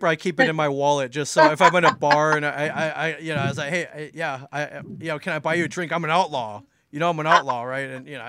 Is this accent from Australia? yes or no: no; Midwest, United States; moved away; also born or lived in Los Angeles; So I've lived in Jersey almost 20 years. I moved around a lot. I grew up mainly in the Midwest. Spent some time out west in Los Angeles.